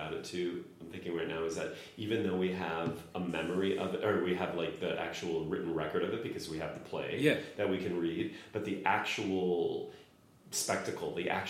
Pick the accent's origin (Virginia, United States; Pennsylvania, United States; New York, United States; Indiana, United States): Indiana, United States; LaPorte County; born or raised there; moved away